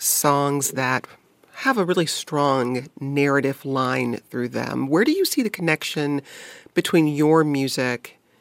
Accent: Detroit, Michigan, United States; I grew up in Detroit and there was a lot of blues played when I grew up.

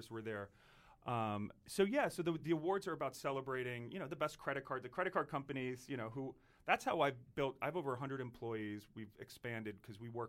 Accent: Doylestown, Pennsylvania, United States; moved away as an adult; also born or lived in Long Island, New York / Pittsburgh; now in New York, United States; I grew up in Long Island, big Irish Catholic family

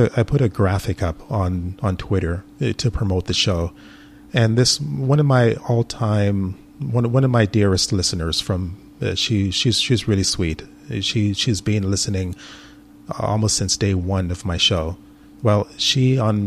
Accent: Canada; I'm Canadian. A lot of people are into hockey in Canada.

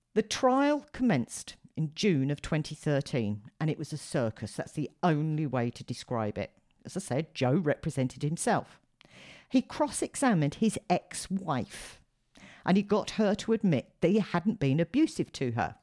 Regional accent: United Kingdom; being a Brit

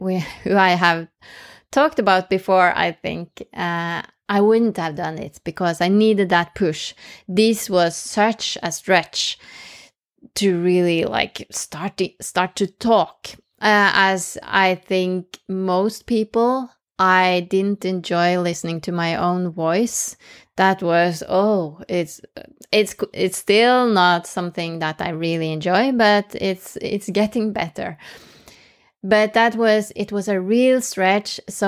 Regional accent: Norway; first language Norwegian; English is a second language; But speaking in English, which is not my mother tongue, that was like terrifying. So I started in Norwegian

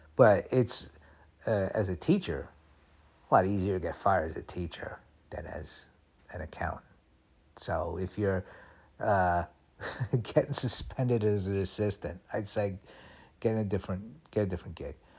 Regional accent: United States; being a kid growing up in America

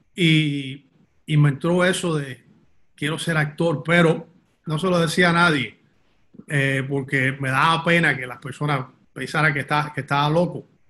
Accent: Miami, Florida, United States; nací en Miami, nací y me crié en Miami, de padres cubanos, pero nací en Miami

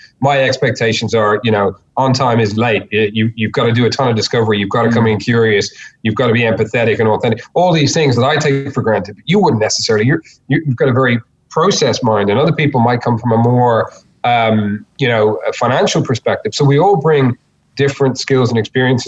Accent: Ireland; moved away as an adult; now in Australia; I'm not originally from Australia. I'm originally from Ireland. Came over

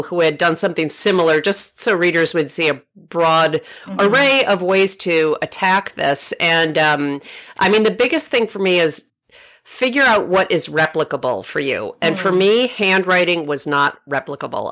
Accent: Rochester, New York, United States; now in Oakland, United States; my hometown of Rochester, New York

